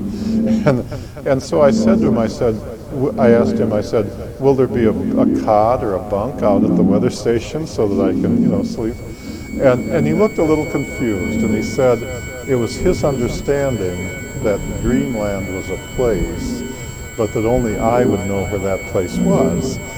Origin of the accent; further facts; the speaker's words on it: Wisconsin, United States; moved away as an adult; I was born in Wisconsin